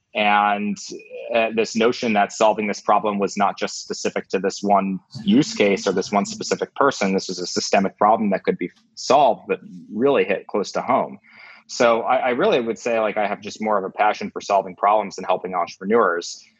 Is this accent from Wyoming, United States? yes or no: no; New Jersey, United States; also born or lived in New York City; I grew up in New Jersey